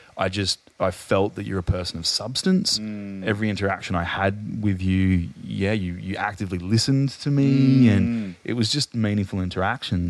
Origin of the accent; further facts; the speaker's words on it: Adelaide, South Australia, Australia; moved away; I'm from Adelaide originally